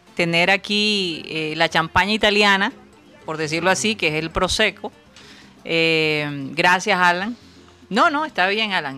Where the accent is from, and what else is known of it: Colombia; now in United States